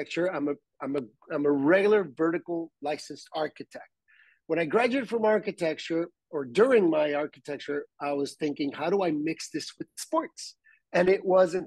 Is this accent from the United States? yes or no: no; Tijuana, Baja California, Mexico; born and raised in Tijuana